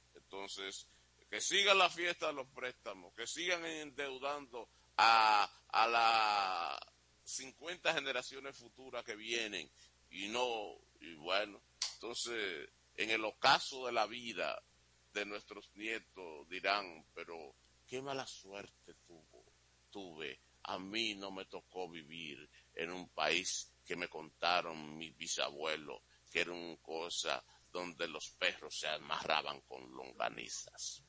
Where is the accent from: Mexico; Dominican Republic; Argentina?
Dominican Republic; yo soy un dominicano que aspira a vivir en un país bueno